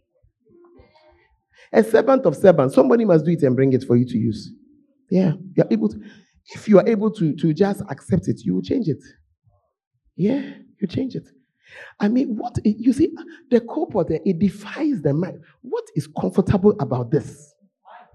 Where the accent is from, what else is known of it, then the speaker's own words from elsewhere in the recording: Ghana; moved away; as a Ghanaian, that I've eaten cat cake since I was a child.